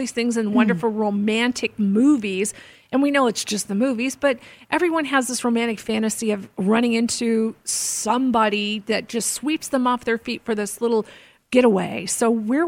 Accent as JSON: {"language": "English", "region": "Southwest", "country": "United States", "tie": "born or raised there", "first_language": "English", "said": "I grew up in the Southwest"}